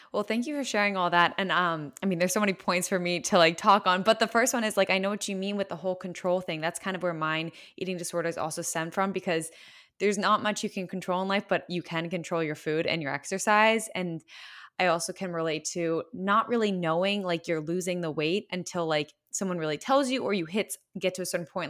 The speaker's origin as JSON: {"language": "English", "town": "West Chester", "region": "Pennsylvania", "country": "United States", "said": "I'm from Westchester, Pennsylvania"}